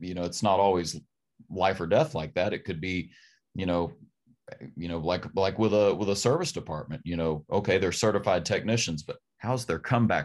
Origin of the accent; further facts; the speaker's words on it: Berea, Kentucky, United States; I'm from Berea, Kentucky